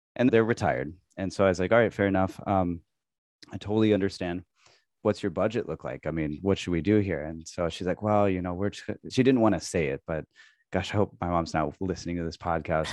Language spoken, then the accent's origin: English; Midwest, United States; moved away as an adult; also born or lived in San Diego, California; now in Tokyo, Japan; I grew up in the Midwest, and I moved to California, moved out to San Diego